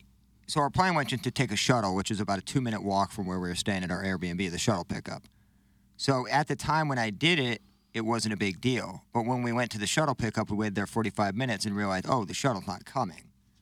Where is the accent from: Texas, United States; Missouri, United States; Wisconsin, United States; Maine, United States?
Missouri, United States; I'm from Missouri. It's weed-legal there